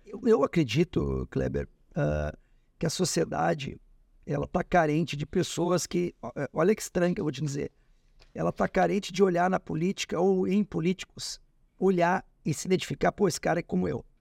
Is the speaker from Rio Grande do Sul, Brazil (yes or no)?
yes; Alegrete, Rio Grande do Sul, Brazil; now in Porto Alegre, Brazil; Eu nasci no Alegrete